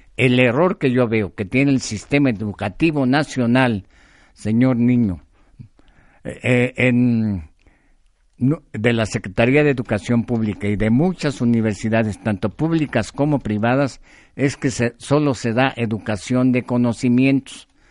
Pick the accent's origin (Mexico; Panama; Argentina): Mexico